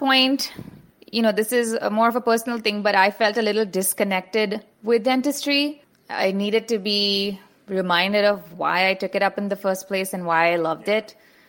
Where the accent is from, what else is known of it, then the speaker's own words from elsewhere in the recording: India; moved away; also born or lived in Dubai; I grew up in India